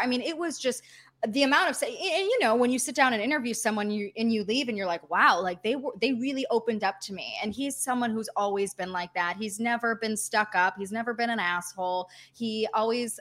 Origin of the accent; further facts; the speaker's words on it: Detroit, Michigan, United States; moved away as an adult; now in Los Angeles, United States; I was born and raised in Metro Detroit.